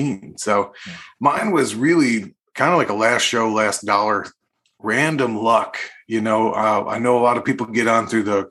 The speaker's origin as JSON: {"language": "English", "town": "Woodstock", "region": "New York", "country": "United States", "tie": "born or raised there", "said": "I'm from Woodstock, New York, and it's like a real... jam band country Americana scene out there"}